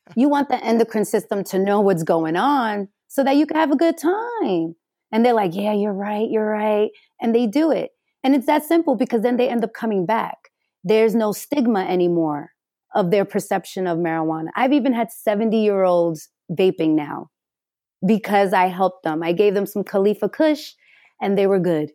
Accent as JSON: {"language": "English", "town": "New York City", "region": "New York", "country": "United States", "tie": "born or raised there", "also_born_or_lived": "Delancey Street, Manhattan", "moved": "yes", "lives_now": "Los Angeles, United States", "said": "I am originally from the Bronx"}